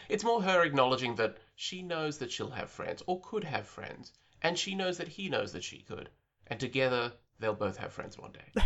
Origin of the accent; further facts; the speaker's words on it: Australia; I'm an Australian who lives outside of the cultural bubble